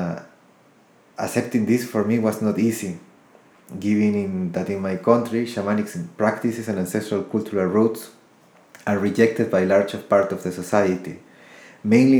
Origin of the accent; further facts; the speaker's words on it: Ecuador; also born or lived in United States; I was born in the United States, raised in Ecuador, South America, and my roots are Colombian.